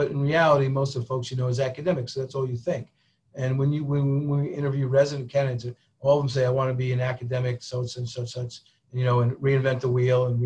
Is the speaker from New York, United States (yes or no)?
yes; Albany, New York, United States; moved away as an adult; also born or lived in Vermont / Bronx, New York / Tucson, Arizona; I grew up in Albany, where the state government is, right? That's the capital of New York